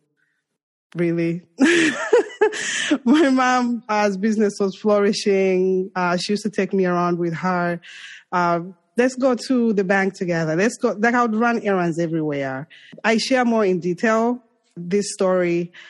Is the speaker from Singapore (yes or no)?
no; Zambia; English is a second language; moved away as an adult; now in New York, United States; I'm from Zambia and I'm African